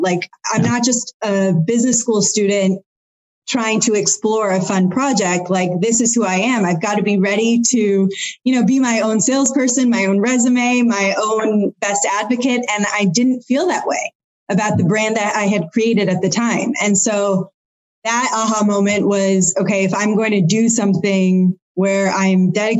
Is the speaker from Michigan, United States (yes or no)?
yes; Michigan, United States; moved away; I'm not just from the Midwest. I also have this Indian culture.